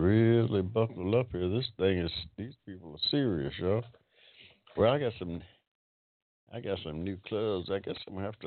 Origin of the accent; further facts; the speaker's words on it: Georgia, United States; Crystal Lakes. Hampton, Georgia. They're all over my hometown down there.